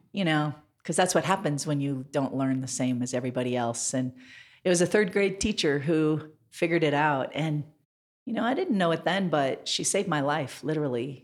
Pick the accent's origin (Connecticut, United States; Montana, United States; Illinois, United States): Montana, United States; also born or lived in Washington, D.C.; now in Denver, United States; I grew up in Montana. I was born in Montana.